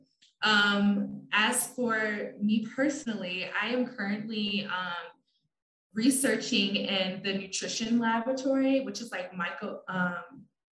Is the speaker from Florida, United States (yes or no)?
no; South Bend, Indiana, United States; I literally was born in South Bend, I grew up in South Bend, and then I decided to stay in South Bend to go for my education.